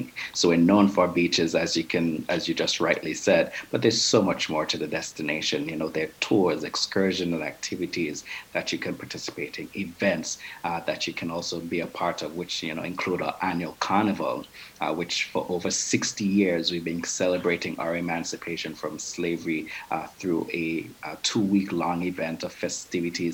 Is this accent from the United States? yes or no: no; Antigua & Barbuda; We're English-speaking island as we're former British colonies.